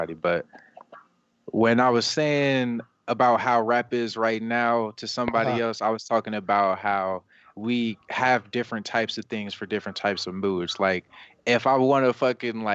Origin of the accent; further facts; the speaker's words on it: Las Vegas, Nevada, United States; whole life, man, born and raised.